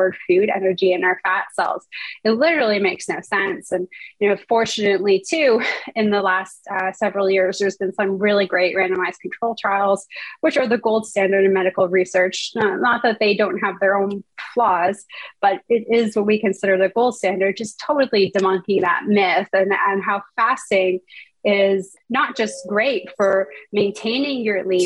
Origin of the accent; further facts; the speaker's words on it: Toronto, Ontario, Canada; moved away as an adult; now in California, United States; I hail from Toronto, Canada